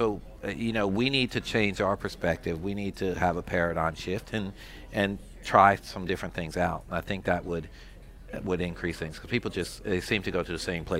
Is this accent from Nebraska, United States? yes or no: no; Philadelphia, Pennsylvania, United States; moved away as an adult; also born or lived in Ardmore, Pennsylvania; now in Louisiana, United States; I grew up in Philadelphia.